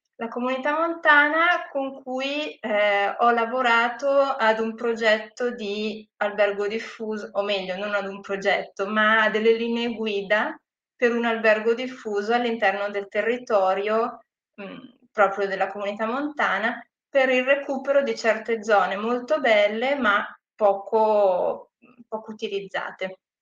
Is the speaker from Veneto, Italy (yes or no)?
no; Gravedona, Lombardy, Italy; also born or lived in Australia; io sono nata e cresciuta a Gravedona, per cui sono anche local